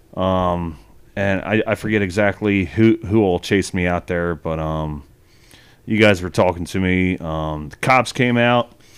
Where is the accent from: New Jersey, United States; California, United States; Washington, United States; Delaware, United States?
Delaware, United States; Wilmington; I spent twenty years growing up in that place